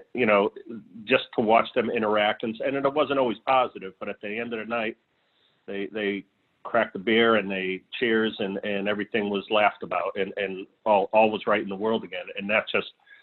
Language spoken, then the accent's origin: English; Hartford, Connecticut, United States; I grew up in Hartford, Connecticut